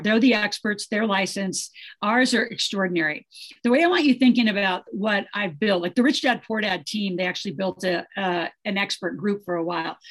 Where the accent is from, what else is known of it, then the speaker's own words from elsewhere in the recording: Nebraska, United States; the way I grew up in Nebraska